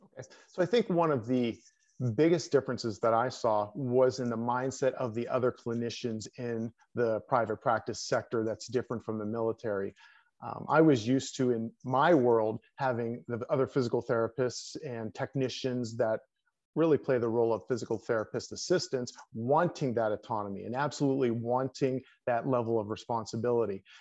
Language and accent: English; Pennsylvania, United States; moved away as an adult; also born or lived in West Point, New York / Colorado Springs, Colorado; I came back to my home state of Pennsylvania